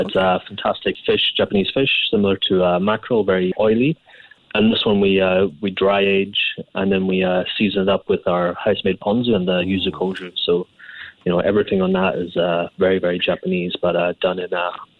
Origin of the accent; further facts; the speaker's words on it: Scotland, United Kingdom; I mean, where I was born in Scotland, we had, you know, some of the best produce in the world from lobsters, langoustines, crab, and then going on to game.